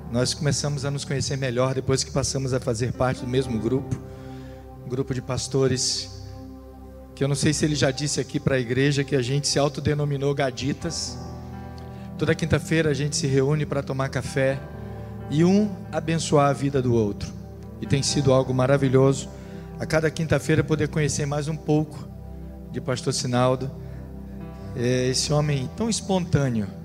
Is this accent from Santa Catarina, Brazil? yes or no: no; Rio de Janeiro, Brazil; moved away; eu não sou natural da Paraíba, eu e minha família viemos do Rio de Janeiro.